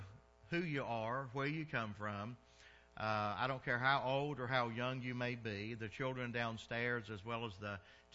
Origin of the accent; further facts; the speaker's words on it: the South, United States; moved away; I'm from the South, so we called it dressing